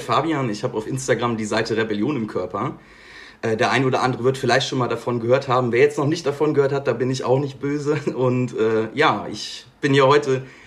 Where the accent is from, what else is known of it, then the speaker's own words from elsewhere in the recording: Bergisches Land, North Rhine-Westphalia, Germany; moved away as an adult; now in Bonn, Germany; Also ich komme ursprünglich aus dem Bergischen Land. Bergisches Land, Nähe Köln, zwischen Köln und Siegen